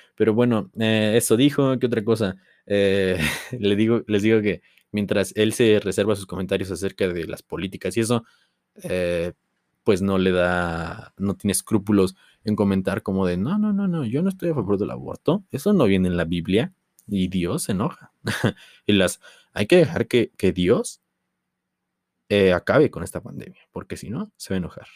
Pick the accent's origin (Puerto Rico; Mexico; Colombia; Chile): Mexico; Tulancingo, Hidalgo; de donde yo soy, Tulancingo Hidalgo